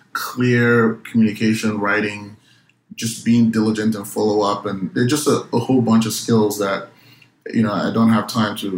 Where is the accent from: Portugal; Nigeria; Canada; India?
Nigeria; moved away; Growing up in Nigeria